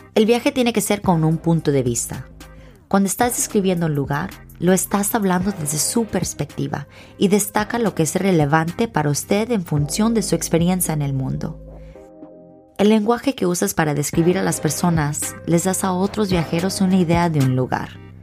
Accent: Hawaii, United States; moved away; soy de Hawái, pero no soy hawaiana

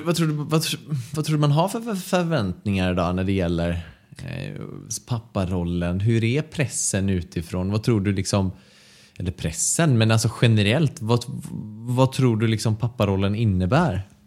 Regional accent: Mölnlycke, Västra Götaland, Sweden; also born or lived in Gothenburg; Jag är från Mölnlycke, också ja. här i närheten av dit vi flyttat nu

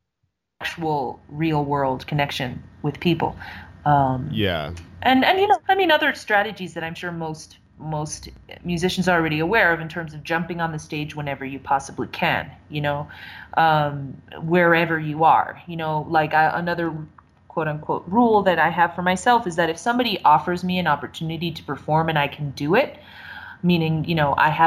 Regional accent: San Francisco Bay Area, California, United States; I'm in my hometown, you know, and I'm riding the BART

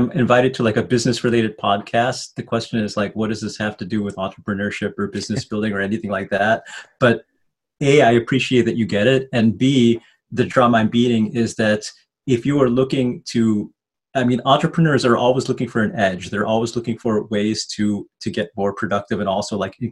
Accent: Chicago, Illinois, United States; also born or lived in Wheaton, Illinois / France / Netherlands; I grew up in Rogers Park, which was very culturally diverse

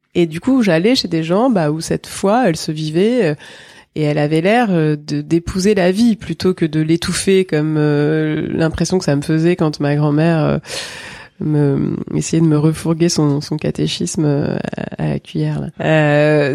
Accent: Drôme, Auvergne-Rhône-Alpes, France; also born or lived in Marseille; Je suis née à Marseille euh, en 1978. J'ai grandi dans la Drôme.

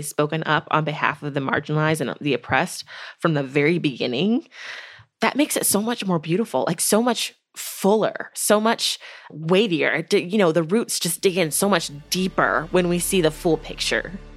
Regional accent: United States; as a person of faith, as a Black woman, as an American.

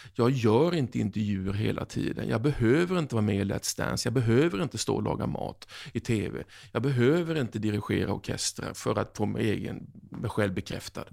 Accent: Oskarshamn, Kalmar County, Sweden; moved away as an adult; now in South Africa; min hemkommun Oskarshamn

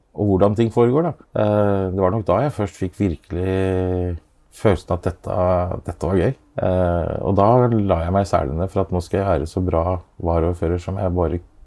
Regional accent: Askim, Østfold, Norway; Askim er jo eh, det stedet jeg vokste opp

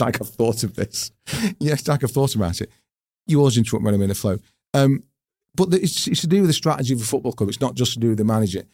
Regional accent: Wigan, North West England, United Kingdom; my hometown team

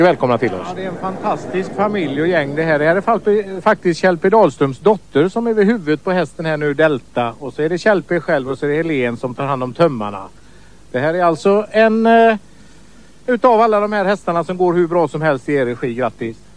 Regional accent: Skövde, Västra Götaland, Sweden; born there; now in Kungsbacka, Sweden; Ja, jag är ju född i Skövde så jag vet inte vad jag kallar mig göteborgare.

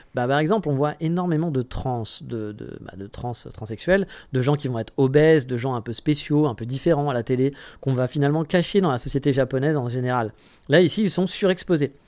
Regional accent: France; moved away as an adult; now in Japan; chez nous en France

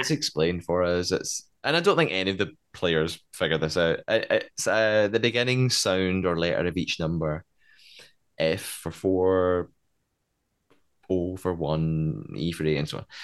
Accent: Scotland, United Kingdom; I'm Scottish

